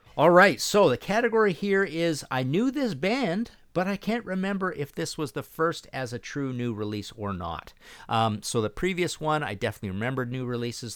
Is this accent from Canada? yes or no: yes; Canada